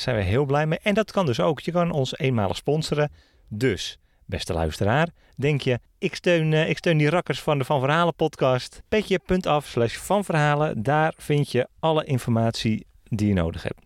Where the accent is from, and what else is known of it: Netherlands